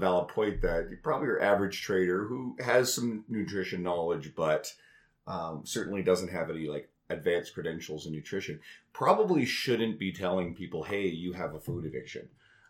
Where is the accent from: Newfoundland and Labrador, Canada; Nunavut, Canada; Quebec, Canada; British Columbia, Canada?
Newfoundland and Labrador, Canada; So I grew up in Newfoundland. For anyone who doesn't know, I don't really have the accent.